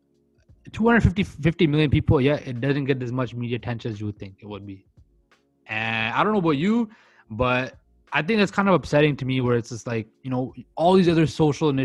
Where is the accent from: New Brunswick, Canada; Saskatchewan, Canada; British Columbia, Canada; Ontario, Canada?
British Columbia, Canada; Surrey; I'm never going to forget that I'm from Surrey, British Columbia, Canada